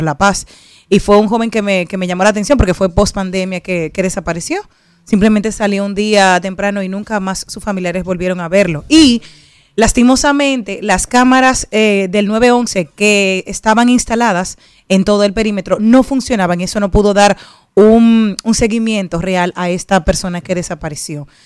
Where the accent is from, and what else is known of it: Dominican Republic; also born or lived in Spain